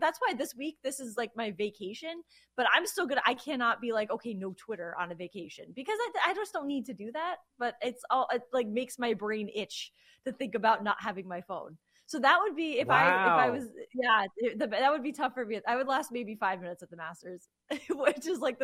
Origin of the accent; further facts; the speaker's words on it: near New Haven, Connecticut, United States; moved away; we grew up near New Haven. So our parents are still there.